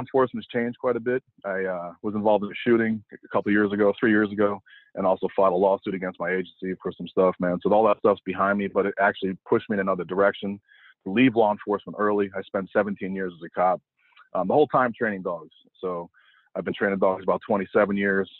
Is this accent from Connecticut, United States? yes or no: yes; Connecticut, United States; also born or lived in New York; I grew up in the Northeast and I was born in New York, but raised mostly in Connecticut